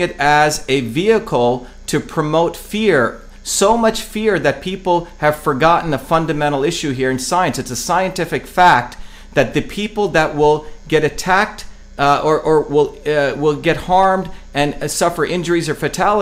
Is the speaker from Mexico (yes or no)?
no; India; now in United States; growing up in India